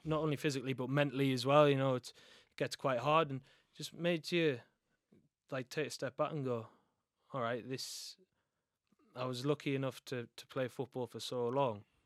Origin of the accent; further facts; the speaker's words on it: Sunderland, North East England, United Kingdom; I'm from Sunderland